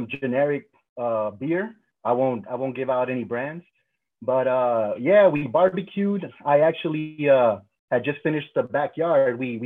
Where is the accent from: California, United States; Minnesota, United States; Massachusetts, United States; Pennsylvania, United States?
California, United States; Los Angeles; also born or lived in Pasadena; born and raised in South Central LA, and mostly lived here my entire. Well, not mostly. I lived here my entire life